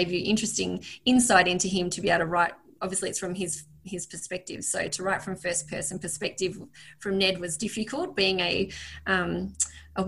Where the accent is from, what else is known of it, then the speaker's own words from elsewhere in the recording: Northeast Victoria, Australia; I grew up in Northeast Victoria